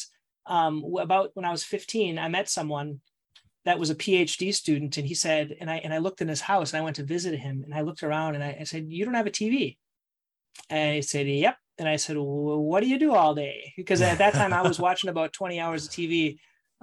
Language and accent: English; Minnesota, United States; I'm originally from Minnesota and I grew up there in a real small town